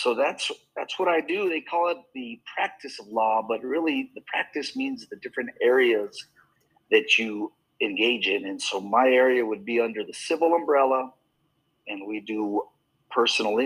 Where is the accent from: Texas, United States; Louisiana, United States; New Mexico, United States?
New Mexico, United States; Bernalillo; also born or lived in Albuquerque, New Mexico; I grew up in New Mexico. I was born in Albuquerque, grew up in a little town called Bernalillo, which is kind of in between Albuquerque and Santa Fe